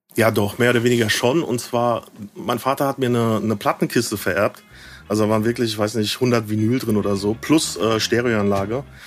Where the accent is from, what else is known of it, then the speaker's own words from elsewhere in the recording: near Aschaffenburg, Bavaria, Germany; moved away as an adult; also born or lived in Frankfurt; now in Berlin, Germany; ich komme aus der Ecke, ähm, oh, so ein bisschen dörflicher Aschaffenburg die Ecke.